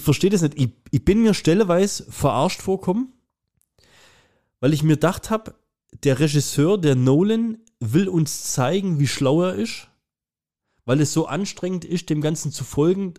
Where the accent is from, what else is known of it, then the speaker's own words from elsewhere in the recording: Germany; ich bin ja Deutscher